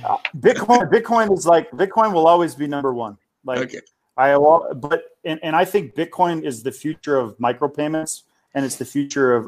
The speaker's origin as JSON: {"language": "English", "country": "United States", "said": "I'm American"}